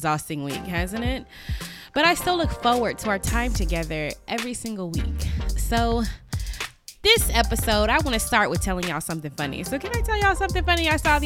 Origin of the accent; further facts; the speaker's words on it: Las Vegas, Nevada, United States; I'm from Las Vegas, Nevada